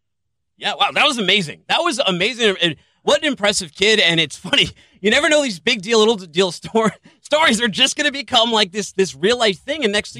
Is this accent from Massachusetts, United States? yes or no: yes; Boston, Massachusetts, United States; moved away; I'm from Boston, where there's like a Dunkin' Donuts on every corner.